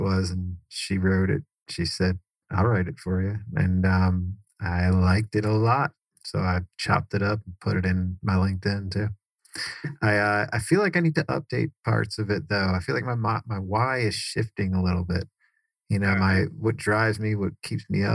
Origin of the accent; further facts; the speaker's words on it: Cary, North Carolina, United States; also born or lived in New York; My parents moved from New York down to Cary, North Carolina, which is right next to Raleigh.